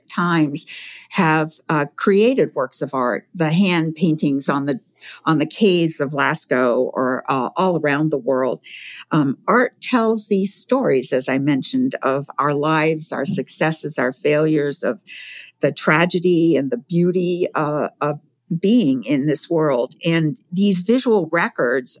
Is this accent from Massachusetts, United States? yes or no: yes; Provincetown, Massachusetts, United States; I grew up in Provincetown, Massachusetts